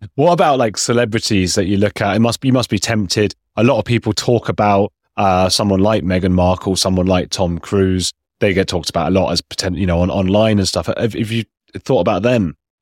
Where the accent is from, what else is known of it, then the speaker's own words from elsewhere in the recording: England, United Kingdom; moved away; also born or lived in Latin America; I grew up in a J, Jewish family as, as well in England